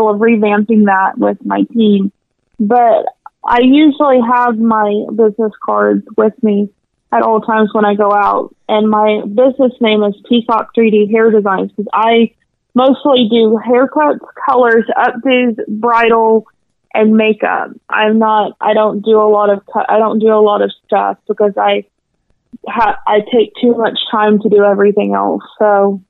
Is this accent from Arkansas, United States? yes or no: yes; North Little Rock, Arkansas, United States; I grew up here in North Little Rock.